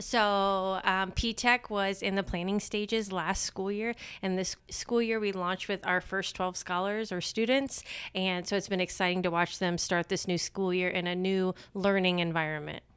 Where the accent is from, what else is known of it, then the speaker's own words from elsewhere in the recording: Marion, Indiana, United States; moved away as an adult; also born or lived in Randolph County, Indiana; now in Winchester, United States; I am from Marion in Grant County, and grew up and lived there my whole life